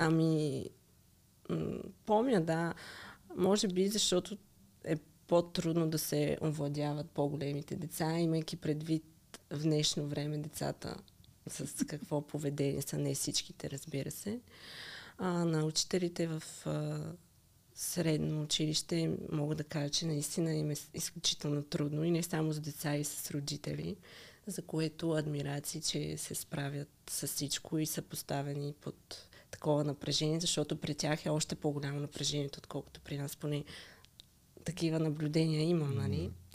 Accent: Zemen, Pernik Province, Bulgaria; moved away as an adult; now in Sofia, Bulgaria; Аз иначе съм от Земен

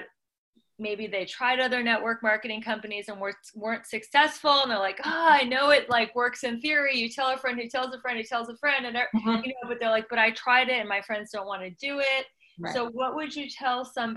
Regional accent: Midwest, United States; I'm old fashioned from the Midwest

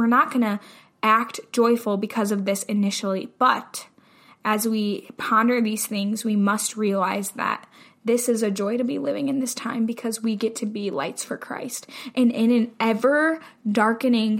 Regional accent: United States; as an American

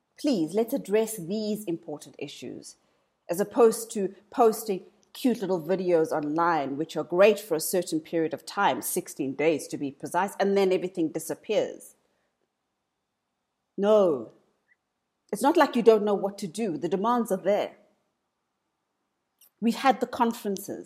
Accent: South Africa

